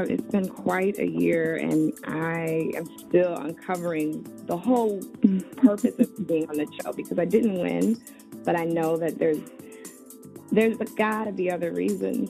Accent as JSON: {"language": "English", "town": "Chicago", "region": "Illinois", "country": "United States", "tie": "born or raised there", "said": "I grew up in Chicago on the South Side"}